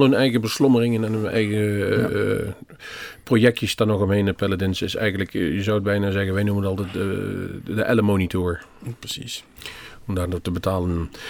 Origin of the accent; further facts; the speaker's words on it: Netherlands; toen wij uit Nederland kwamen